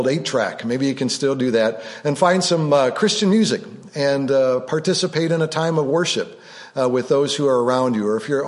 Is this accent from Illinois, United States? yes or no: yes; Rockford, Illinois, United States; growing up on Drexel Boulevard, the northern part of Rockford, Illinois